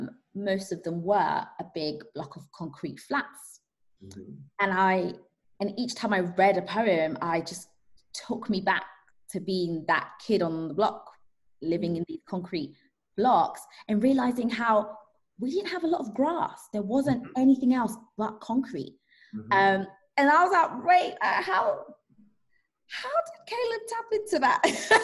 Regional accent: Zanzibar, Tanzania; born there; I was born in Zanzibar, and I just realized there's a lot of greenery, a lot of nature, a lot of like dust, but not a lot of concrete.

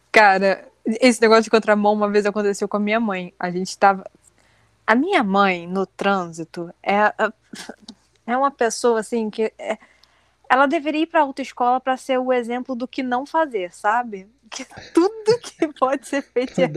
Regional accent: Rio de Janeiro, Brazil; a gente é do Rio

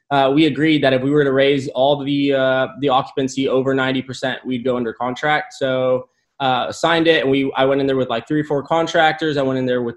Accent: McAllen, Texas, United States; also born or lived in San Antonio, Texas; I'm from McAllen. I grew up here 17 years and moved to UTSA to study construction

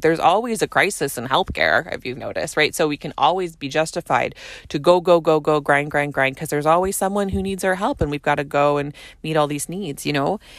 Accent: Canada; I'm a Canadian family physician

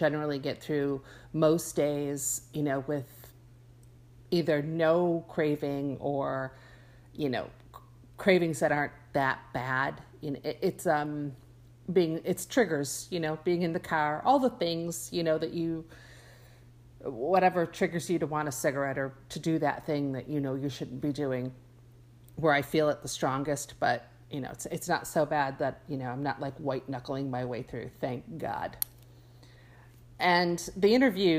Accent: Buffalo, New York, United States; moved away; I grew up in Buffalo

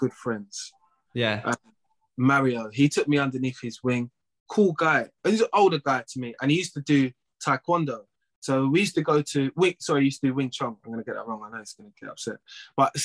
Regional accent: London, United Kingdom; also born or lived in Waltham Forest / Edmonton; I grew up in Tottenham and Edmonton.

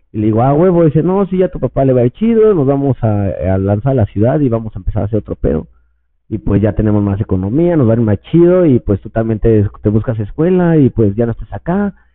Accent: State of Mexico, Mexico; also born or lived in Puebla; todos somos del Estado de México

